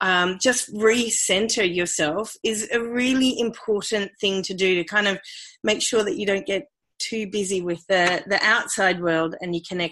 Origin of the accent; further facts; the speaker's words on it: Australia; accent: Australian; moved away as an adult; also born or lived in United Kingdom; I am Australian. You might be able to hear that from my accent, but so I grew up in Australia and went to university in Australia